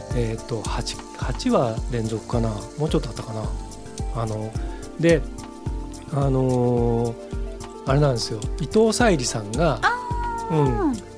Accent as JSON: {"language": "Japanese", "town": "Hamamatsu", "region": "Shizuoka", "country": "Japan", "tie": "born or raised there", "said": "浜松市出身"}